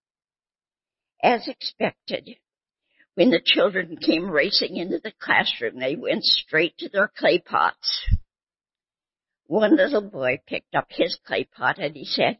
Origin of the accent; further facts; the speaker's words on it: Bellingham, Washington, United States; moved away as an adult; also born or lived in Southern California; I grew up in Bellingham, Washington, a lovely small city